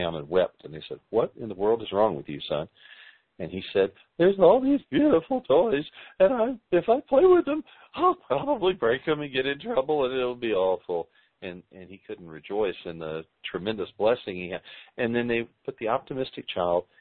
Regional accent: the South, United States; We're from the South

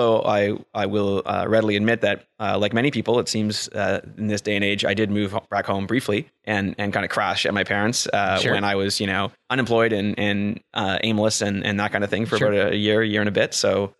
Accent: Ottawa, Ontario, Canada; also born or lived in Oxford, England; I was raised in the Ottawa Valley, just outside of town, out near the village of Ashton, but in the country, just surrounded by farms, what are now developments, unfortunately.

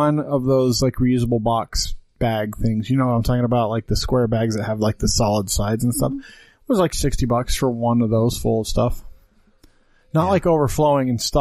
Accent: Green River, United States; moved away; we grew up in Green River.

